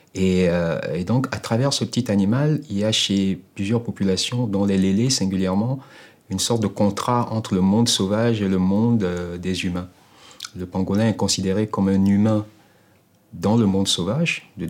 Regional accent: Togo; togolais, donc quelqu'un de chez eux, en réalité mec du Sud

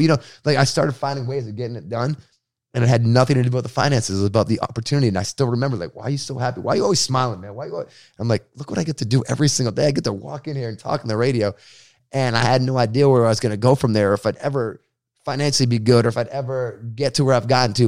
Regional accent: Boston, Massachusetts, United States; moved away as an adult; now in San Diego, United States; Bostonian, like, growing up in Boston

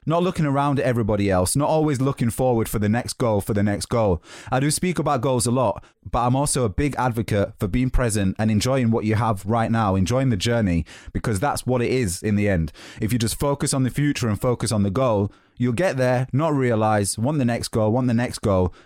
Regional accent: Yorkshire and the Humber, United Kingdom; moved away as an adult; now in London, United Kingdom; I'm from Yorkshire.

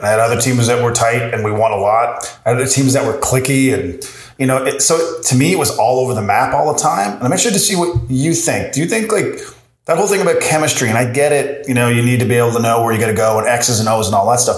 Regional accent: Corner Brook, Newfoundland and Labrador, Canada; I'm from Cornerbrook, Newfoundland

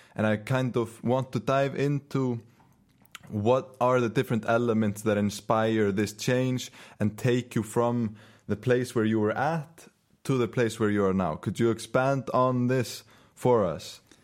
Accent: Iceland; first language Icelandic; English is a second language; we're both Icelandic native speakers

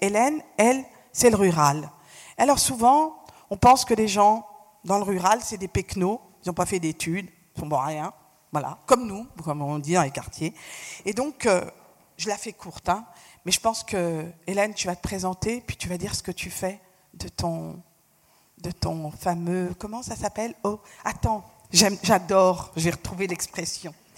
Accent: France; je suis née en France, j'ai fait toutes mes études en France

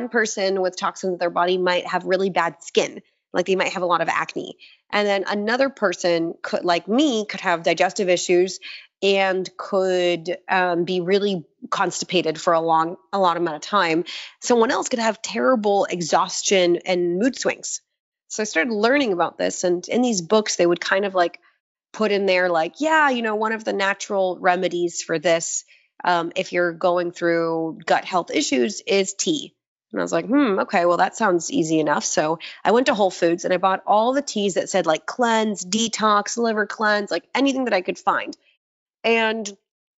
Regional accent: Florida, United States; also born or lived in Israel; I was born in Israel, and I was born there and I moved to Florida when I was 6

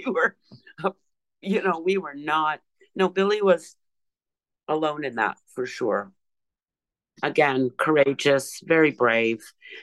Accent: Canada; The Vietnam War was still going on when I was born in Canada.

